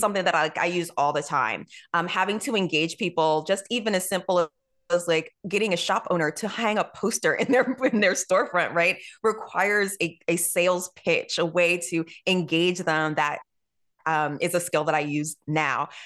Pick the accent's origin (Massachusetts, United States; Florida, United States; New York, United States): New York, United States; I'm from New York